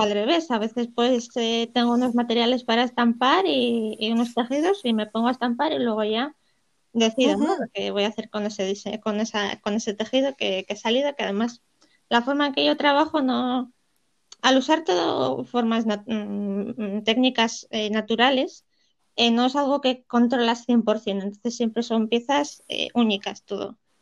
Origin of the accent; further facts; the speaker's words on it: Poland; now in Gijón, Spain; yo nací en Polonia